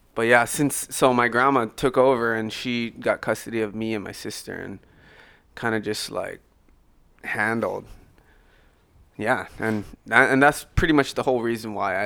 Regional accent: Oahu, Hawaii, United States; moved away as an adult; also born or lived in Maui; since I moved from Maui to Oahu, she raised me

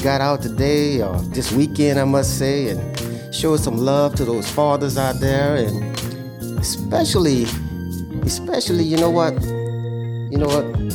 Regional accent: Houma, Louisiana, United States

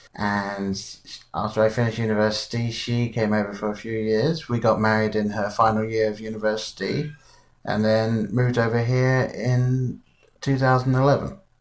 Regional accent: England, United Kingdom; being English, I grew up with Wallace and Gromit

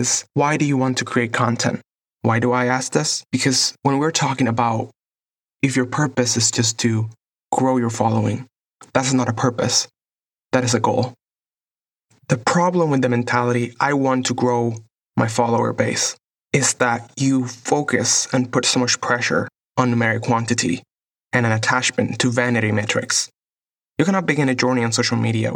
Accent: Puerto Rico; moved away as an adult; now in Los Angeles, United States; I was born and raised in Puerto Rico and have been living in Los Angeles for the last

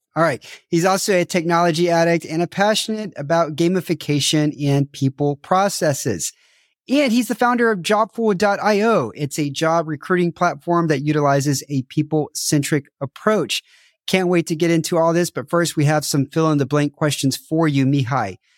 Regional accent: United States; moved away; I'm American, so I didn't grow up watching football

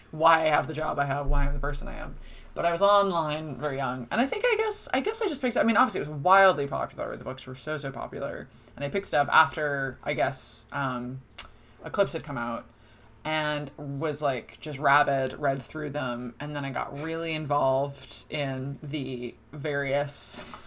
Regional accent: Toms River, New Jersey, United States; moved away as an adult; also born or lived in Boston; now in Dublin, Ireland; I'm from Tom's River, which is where Seaside Heights is

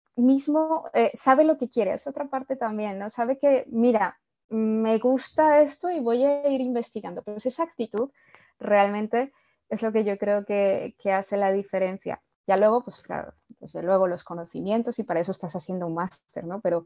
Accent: Colombia; now in Spain; yo, yo soy de Colombia

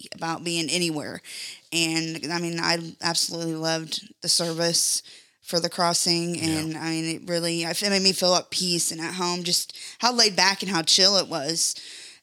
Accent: Brazil, Indiana, United States; I am from Brazil, Indiana

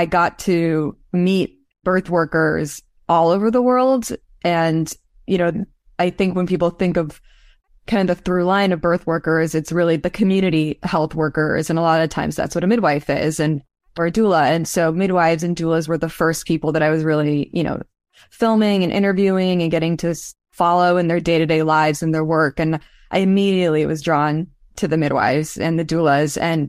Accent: Los Angeles, California, United States; Like my world that I grew up in Los Angeles was really, you know, I wanted to be an artist.

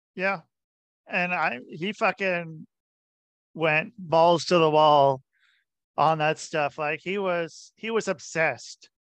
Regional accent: Portland, Oregon, United States; moved away; I grew up in Portland, Oregon

